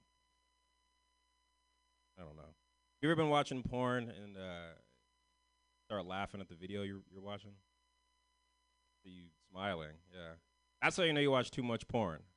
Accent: San Francisco, California, United States

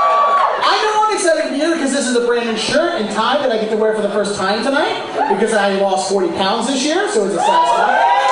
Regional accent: Boston, Massachusetts, United States; I am from Boston

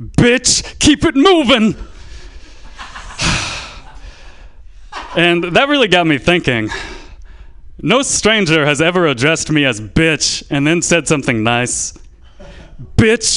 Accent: Santa Clara, California, United States; I am from Santa Clara. I grew up here.

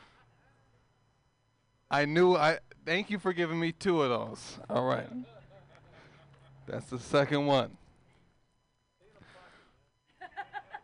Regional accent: Oakland, California, United States; I'm from East Oakland. There's not a lot of white people out there

